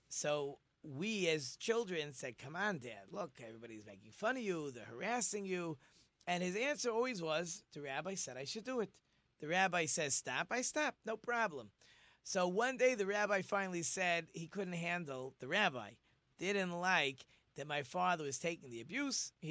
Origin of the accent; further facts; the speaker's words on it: Monsey, New York, United States; I decided I was going to go to a school in my hometown in Monsey so that I could study with my father.